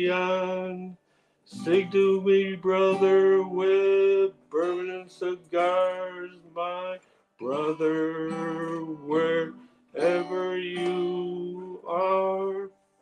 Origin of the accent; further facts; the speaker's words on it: outside Buffalo, New York, United States; I grew up outside of Buffalo, New York.